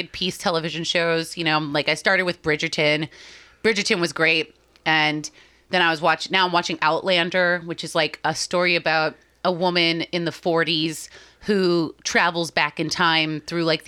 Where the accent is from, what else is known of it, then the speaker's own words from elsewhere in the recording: Boston, Massachusetts, United States; we're all from Boston